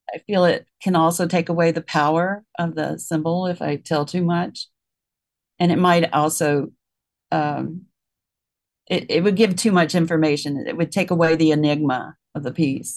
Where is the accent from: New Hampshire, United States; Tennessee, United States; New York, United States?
Tennessee, United States; Memphis; I grew up in Tennessee and the city of Memphis